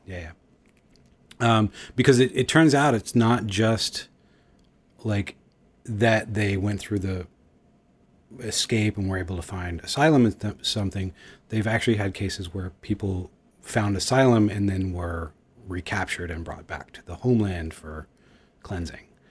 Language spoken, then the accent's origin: English; Houston, Texas, United States; moved away; also born or lived in Los Angeles / New York; I grew up in Houston and I've lived in Los Angeles